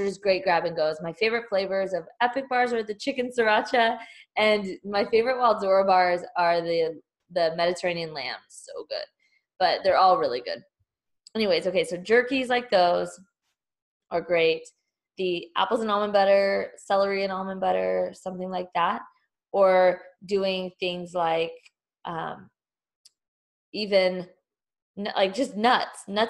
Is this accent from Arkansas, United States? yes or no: no; Texas, United States; also born or lived in Denver / Houston; now in Austin, United States; I'm originally from Texas. So it feels really good to be coming back home.